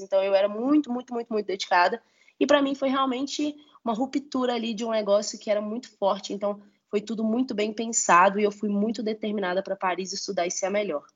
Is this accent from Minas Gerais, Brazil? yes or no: yes; Belo Horizonte, Minas Gerais, Brazil; sou mineira de Belo Horizonte, filha de pais baianos, nascidos no sertão da Bahia, em Caetité.